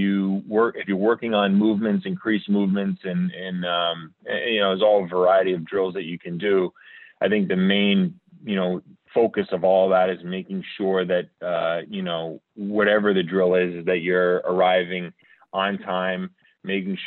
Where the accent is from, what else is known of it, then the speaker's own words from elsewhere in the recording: Rhode Island, United States; also born or lived in Philadelphia; I'm from Rhode Island